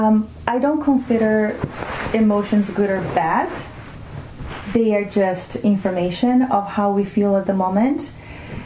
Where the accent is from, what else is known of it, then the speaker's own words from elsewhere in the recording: Brazil; first language Portuguese; English is a second language; moved away; I come from Brazil